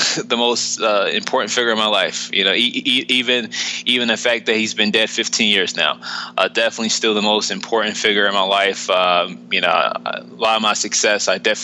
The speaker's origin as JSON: {"language": "English", "town": "Philadelphia", "region": "Pennsylvania", "country": "United States", "tie": "born or raised there"}